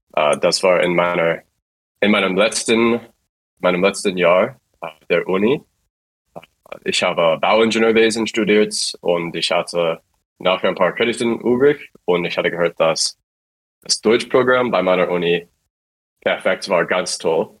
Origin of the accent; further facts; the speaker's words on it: Virginia, United States; German is a second language; moved away as an adult; now in Stuttgart, Germany; Ich komme aus den USA, aus dem Bundesstaat Virginia, auf der Ostküste